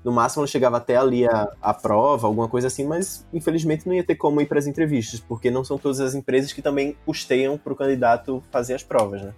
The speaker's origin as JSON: {"language": "Portuguese", "town": "Recife", "region": "Pernambuco", "country": "Brazil", "said": "eu sou de Recife"}